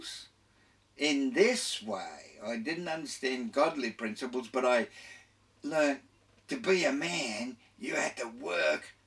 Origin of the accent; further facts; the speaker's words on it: Carlton, Australia; also born or lived in Kings Cross, Sydney / Glebe, Sydney; my earliest recollections is that in our house in 7 Westbourne Street, Carlton, I was born in King's Cross up here, lived in Glebe for a while, but I don't remember that. I remember getting to Carlton